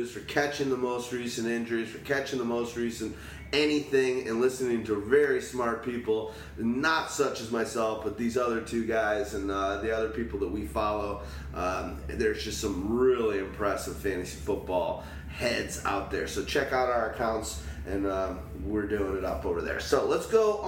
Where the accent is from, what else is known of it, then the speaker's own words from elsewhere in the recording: Chicago, Illinois, United States; Chicago. We're from Chicago